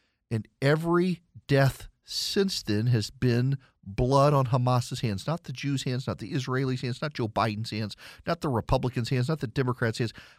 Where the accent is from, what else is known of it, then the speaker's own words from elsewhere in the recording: Dubai, United Arab Emirates; when I was a kid, my favorite cartoon growing up in Dubai was Danger Mouse.